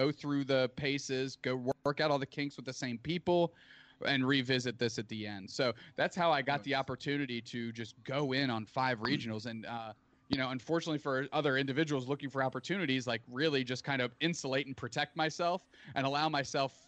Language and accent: English; Canada; as a Canadian